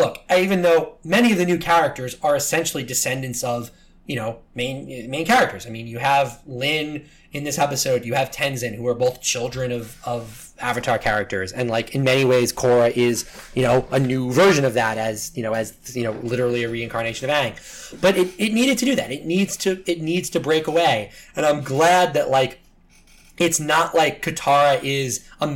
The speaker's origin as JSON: {"language": "English", "town": "New York City", "region": "New York", "country": "United States", "said": "as a New Yorker"}